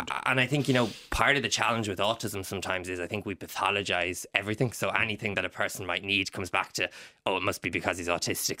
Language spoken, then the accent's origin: English; Ireland; being Irish